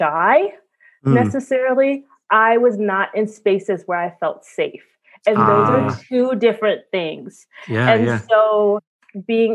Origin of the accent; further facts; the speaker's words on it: New York City, New York, United States; I'm from Brooklyn in the 80s and 90s under Rudy Giuliani.